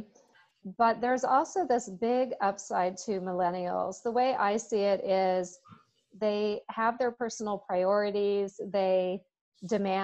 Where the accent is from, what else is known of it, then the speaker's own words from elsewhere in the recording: Seattle, Washington, United States; also born or lived in New York City / San Diego; I'm a native Seattleite. As you said, I grew up on Capitol Hill